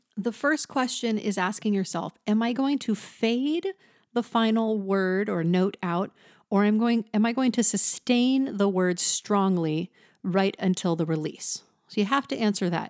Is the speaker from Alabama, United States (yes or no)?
no; the Valley, California, United States; accent: Valley; I am from the valley, so you might hear that in my voice